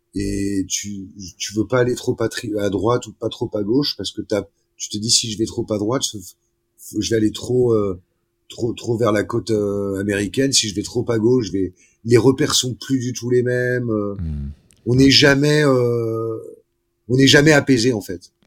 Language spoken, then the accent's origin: French; Paris, Île-de-France, France; moved away; quand j'étais petit, j'étais à Paris